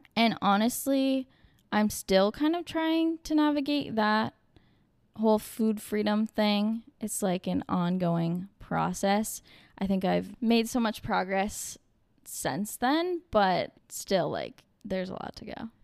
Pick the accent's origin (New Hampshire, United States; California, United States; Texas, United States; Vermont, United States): Vermont, United States; moved away as an adult; now in Boston, United States; I was born in Vermont, raised in Vermont